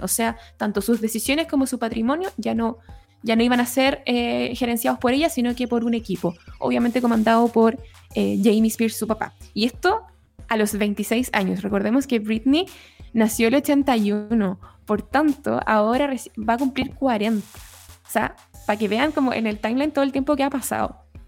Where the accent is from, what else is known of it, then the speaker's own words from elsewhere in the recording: La Serena, Coquimbo, Chile; soy de La Serena